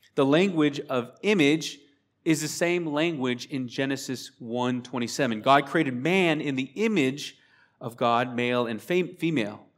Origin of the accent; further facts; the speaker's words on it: Spokane, Washington, United States; We are from Spokane, Washington State, the sa-, the same state where Seattle is. We live on the eastern side